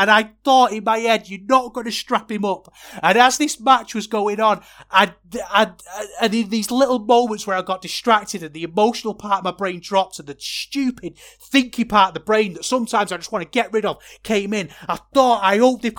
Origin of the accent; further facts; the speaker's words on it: Manchester, North West England, United Kingdom; And I'm from Manchester. I'm supposed to hate the Scousers. But I don't, because I love Liverpool.